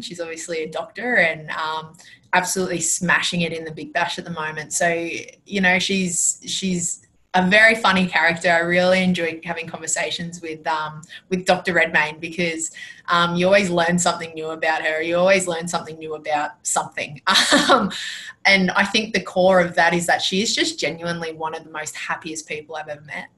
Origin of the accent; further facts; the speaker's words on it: Penrith, New South Wales, Australia; moved away as an adult; now in Queensland, Australia; I was born and raised in born and raised in Penrith